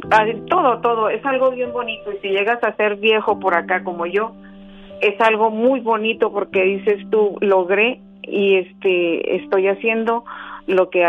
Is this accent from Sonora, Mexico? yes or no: no; Chihuahua, Mexico; now in United States; Yo soy de Chihuahua, y yo demigré, yo vine a Estados Unidos a trabajar y dejaba yo a mis hijos solos con mi esposo.